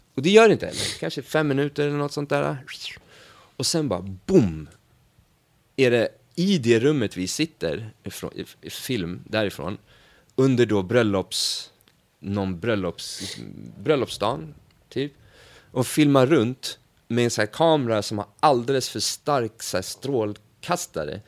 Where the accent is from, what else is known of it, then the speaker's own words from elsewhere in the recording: Sweden; vi är från Sverige